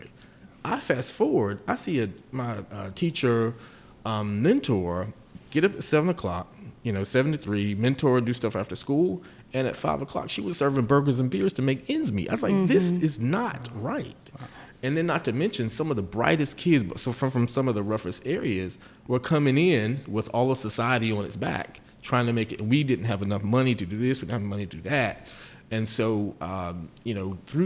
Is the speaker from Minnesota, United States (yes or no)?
no; Chocowinity, North Carolina, United States; I grew up on a dirt road in Chocowinity, North Carolina